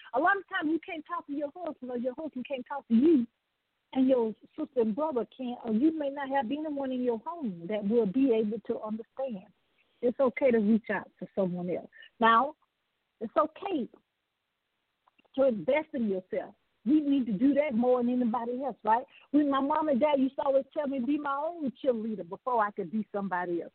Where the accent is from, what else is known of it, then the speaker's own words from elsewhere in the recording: the South, United States; I'm from the South